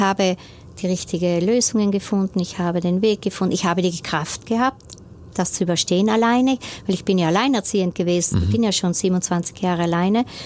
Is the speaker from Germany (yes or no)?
no; Brixen, Trentino-Alto Adige, Italy; born or raised there